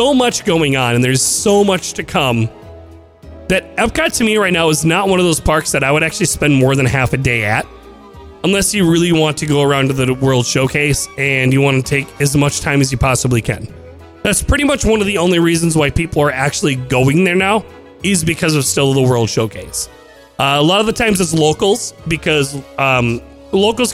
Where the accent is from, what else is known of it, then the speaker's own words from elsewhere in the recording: Midwest, United States; I'm from the Midwest, and we get snow.